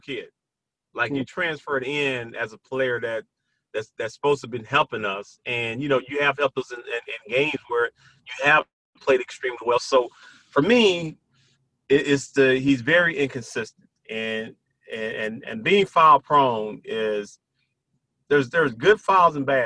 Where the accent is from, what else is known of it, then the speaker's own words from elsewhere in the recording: Brownsville, Tennessee, United States; a kid from Brownsville, Tennessee, from my hometown.